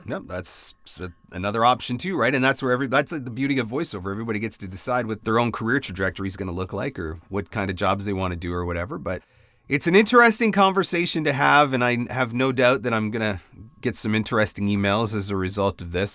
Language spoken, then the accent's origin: English; Canada; I'm Canadian